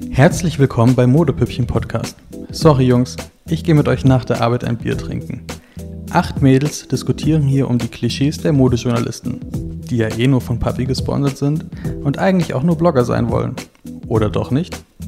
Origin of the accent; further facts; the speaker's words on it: Bonn, North Rhine-Westphalia, Germany; moved away as an adult; now in Berlin, Germany; Ich komme eigentlich aus Bonn im Rheinland und bin jetzt seit zwei Jahren in Berlin